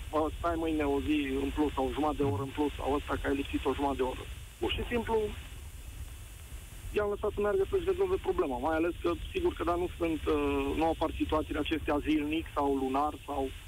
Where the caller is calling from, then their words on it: Cluj-Napoca, Cluj County, Romania; Salut, Nicu, sunt din Cluj.